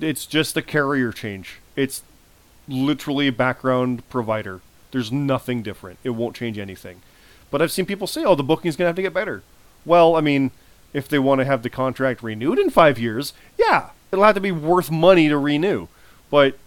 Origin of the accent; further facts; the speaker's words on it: Canada; I'm Canadian